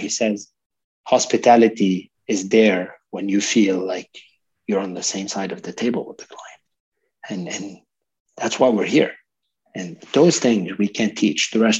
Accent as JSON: {"language": "English", "country": "Lebanon", "also_born_or_lived": "Canada", "said": "I'm a multicultural person myself. I'm Lebanese Canadian. I lived in multiple countries"}